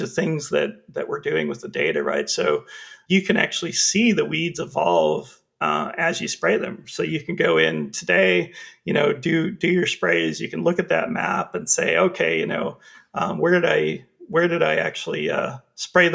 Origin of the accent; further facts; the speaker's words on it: Canada; I'm from Canada